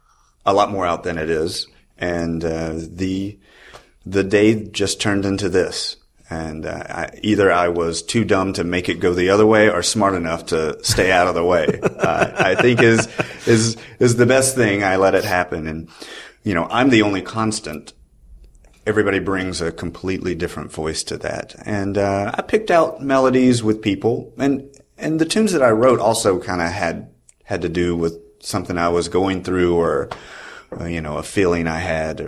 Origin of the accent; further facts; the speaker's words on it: the South, United States; I'm from the South, and it makes me feel like going home.